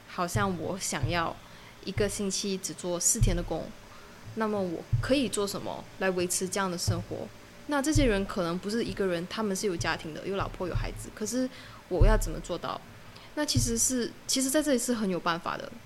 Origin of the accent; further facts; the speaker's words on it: Alor Setar, Kedah, Malaysia; moved away as an adult; now in Langkawi, Malaysia; 我的家乡是 Alostar， 就是一个小时半的 ferry 就可以到福楼交易